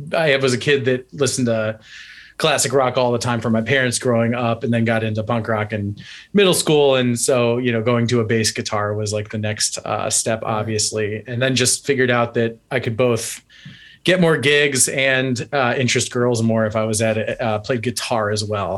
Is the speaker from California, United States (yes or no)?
no; North Central Ohio, United States; moved away; also born or lived in Cincinnati, Ohio; I'm from North Central Ohio, much closer to like Cleveland